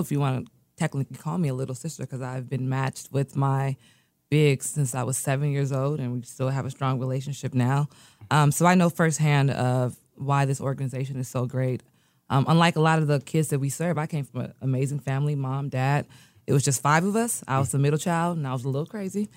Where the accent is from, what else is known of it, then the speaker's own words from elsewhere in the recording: United States; also born or lived in Nigeria; I was born in America